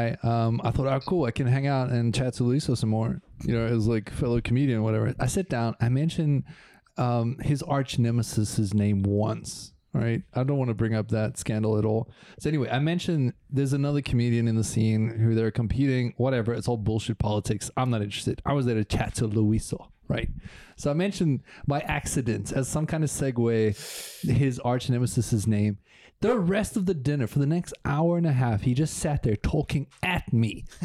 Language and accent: English; South Africa; now in Switzerland; We're both South African